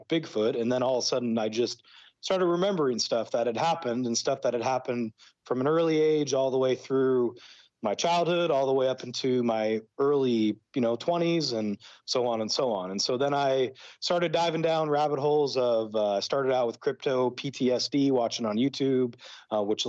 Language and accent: English; Brush Prairie, Washington, United States; moved away as an adult; also born or lived in Pacific Northwest / Idaho; now in Mexico; I was raised in Brush Prairie, Washington